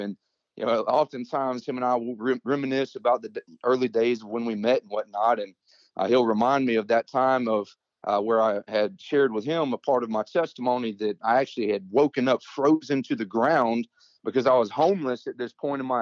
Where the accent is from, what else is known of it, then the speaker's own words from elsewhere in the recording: Georgia, United States; also born or lived in Mississippi; my mother, my sister, and I, we moved from Mississippi here to Georgia